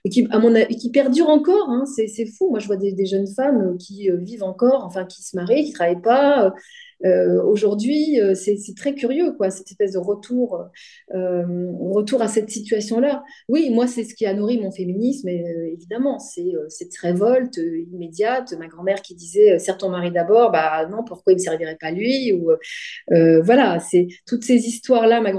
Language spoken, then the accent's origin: French; France; also born or lived in Tunisia; Donc, moi, quand j'arrive en France, dans les cours de récréation, quand je dis. Euh, je suis française